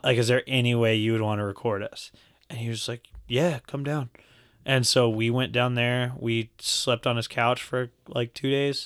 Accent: Lubbock, Texas, United States; we're from Lubbock

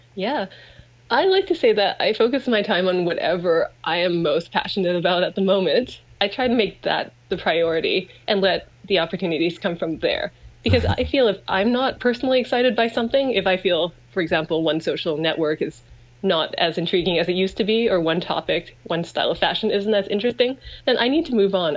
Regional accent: Vancouver, British Columbia, Canada; I grew up in Vancouver. My family's here

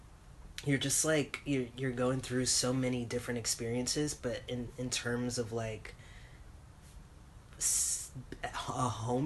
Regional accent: New York, United States; moved away; I'm from New York

